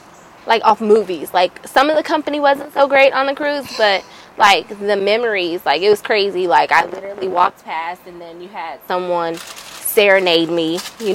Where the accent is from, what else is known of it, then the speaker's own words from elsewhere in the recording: Ansbach, Bavaria, Germany; now in Atlanta, United States; Ansbach, Germany is where I spent my formative ye